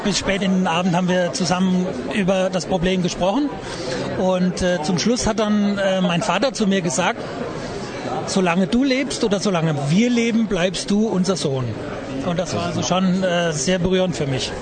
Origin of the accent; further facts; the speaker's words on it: Hesse, Germany; also born or lived in Kassel / Frankfurt; Ursprünglich komme ich aus Hessen